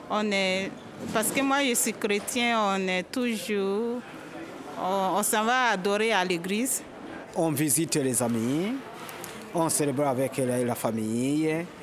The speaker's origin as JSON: {"language": "French", "country": "France", "tie": "born there", "said": "originaire d'Haïti. Mes parents sont haïtiens. Je suis née en France. On va dire franco-haïtienne ou haïtiano-française."}